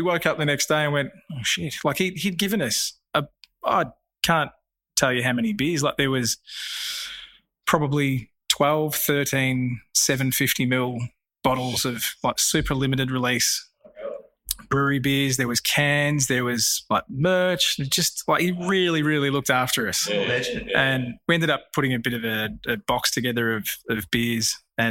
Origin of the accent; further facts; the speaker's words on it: Australia; we're Australian